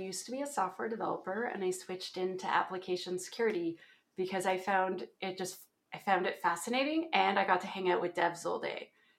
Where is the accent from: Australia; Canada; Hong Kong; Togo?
Canada; Ontario; That's a place in Canada. That's my accent. So when I say aboot at some point, you'll all know why.